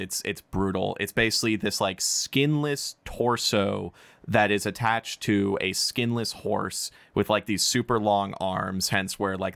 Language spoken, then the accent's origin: English; Indiana, United States; I'm from Indiana